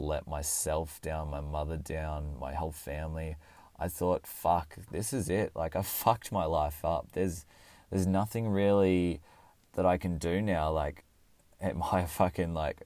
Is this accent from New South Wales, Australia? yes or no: yes; Orange, New South Wales, Australia; also born or lived in Canberra, Australian Capital Territory; I went back to my hometown, which was Orange